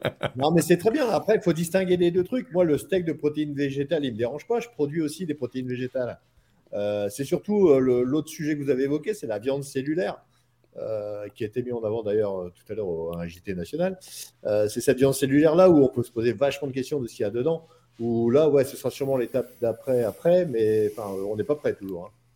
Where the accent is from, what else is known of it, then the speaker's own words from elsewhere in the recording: France; Chez nous, en France